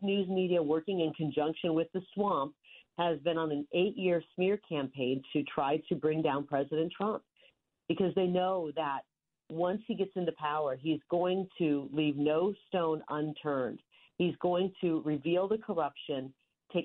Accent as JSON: {"language": "English", "region": "rural Iowa", "country": "United States", "tie": "born or raised there", "moved": "yes", "said": "growing up in the Midwest in rural Iowa, the youngest of nine"}